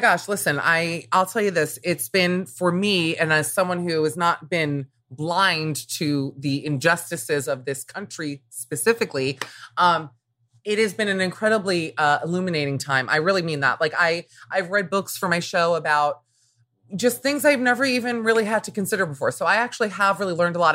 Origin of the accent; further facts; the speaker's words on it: Miami, Florida, United States; growing up in Miami, which was already a very diverse place